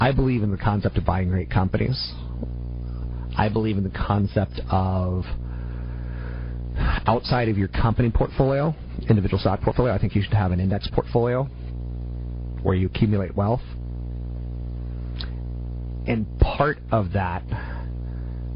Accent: United States

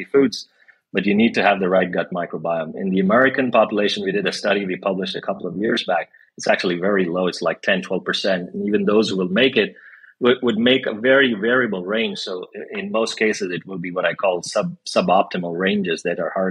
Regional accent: India; moved away; I grew up in India

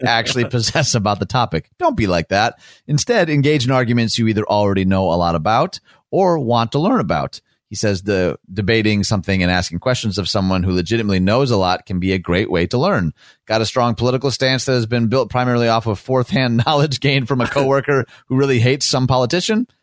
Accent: Michigan, United States; my home state, America's high five of Michigan.

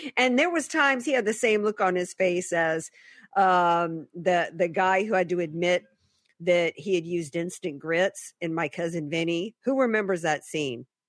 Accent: Deep South, United States; moved away; I grew up in the Deep South

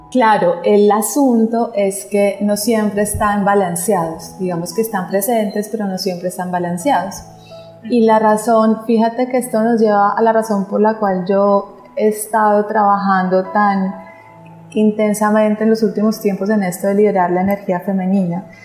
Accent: Pereira, Risaralda, Colombia; cuando yo nací en Pereira, digamos que yo digo que mi cuerpo físico eh, es de la zona cafetera y amo esa región, honro mi linaje

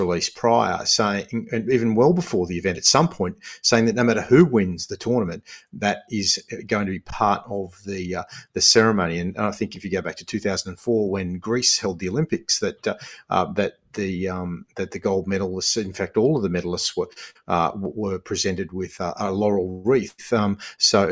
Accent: Australia; I'm half Aussie, half Lebanese.

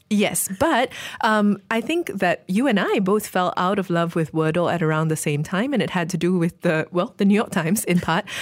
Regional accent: Malaysia

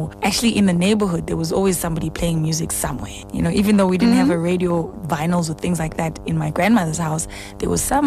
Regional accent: Daveyton, Gauteng, South Africa; I'm from Ekurhuleni, Daveyton, east of Johannesburg, about, 35 clicks from here. So I had a great upbringing

